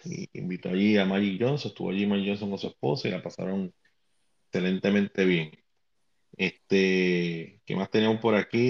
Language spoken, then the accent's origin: Spanish; Puerto Rico